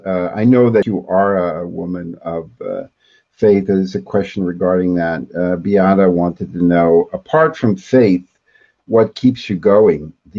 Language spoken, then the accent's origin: English; United States; I grew up in America.